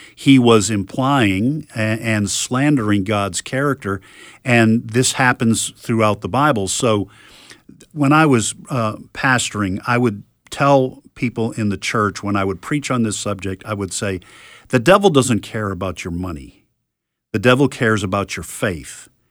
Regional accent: New England, United States; when I was a young boy and, uh, growing up in New England

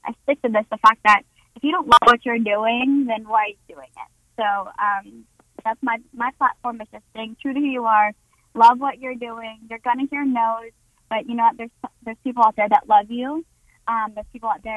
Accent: North Carolina, United States; also born or lived in New York / California; what I was raised on here in North Carolina

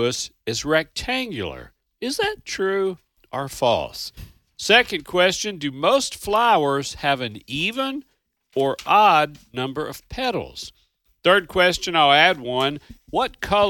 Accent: Kentucky, United States; I'm from Kentucky

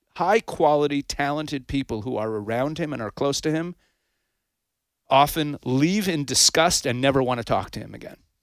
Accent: Canada; also born or lived in United States; now in Israel; I was actually raised in Canada. I'm a U S citizen

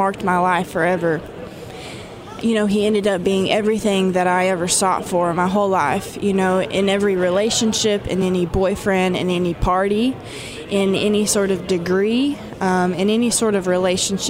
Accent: Arkansas, United States; I was born and raised in Arkansas. I'm just a regular hillbilly out there

